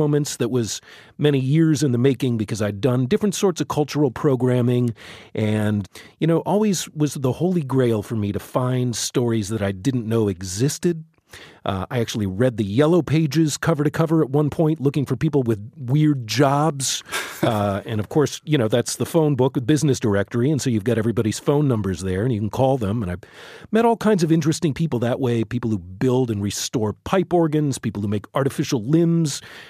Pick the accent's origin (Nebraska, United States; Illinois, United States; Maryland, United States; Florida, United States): Illinois, United States; Chicago; now in Baltimore, United States; I came from the Midwest. I came, from Chicago. So, and I came out here not really knowing much about the city at all.